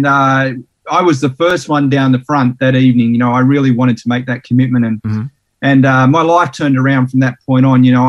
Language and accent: English; Sydney, New South Wales, Australia; also born or lived in Tasmania; I was born in Sydney in New South Wales, and spent about 7 years there. Then we moved to Tassie for about 5 years, and we moved around a lot.